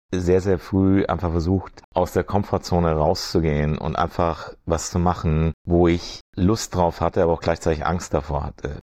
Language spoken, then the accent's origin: German; Germany; also born or lived in Washington / Frankfurt; now in Venice, United States; fühle ich mich ganz hart als Deutscher